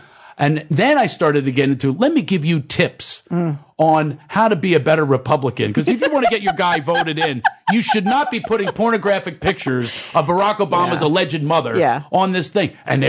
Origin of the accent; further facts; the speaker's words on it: Philadelphia, Pennsylvania, United States; I was raised in Philadelphia by a single parent.